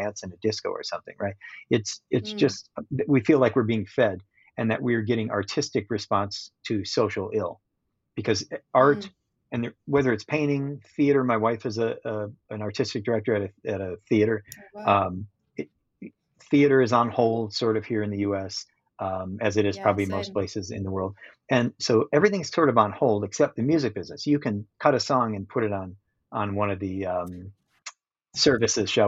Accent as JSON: {"language": "English", "town": "Minneapolis", "region": "Minnesota", "country": "United States", "tie": "born or raised there", "said": "in my hometown of Minneapolis"}